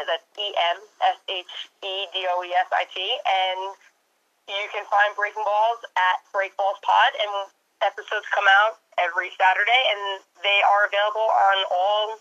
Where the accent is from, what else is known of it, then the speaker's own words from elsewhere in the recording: Suffolk County, New York, United States; if I stay in my hometown with the one cop, Suffolk County cop that patrols and knows the area